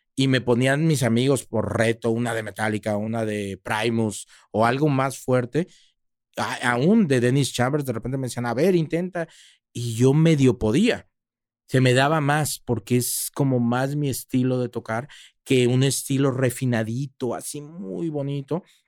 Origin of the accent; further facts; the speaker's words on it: Mexico; also born or lived in Monterrey / Mexico City; Yo soy latino, yo soy mexicano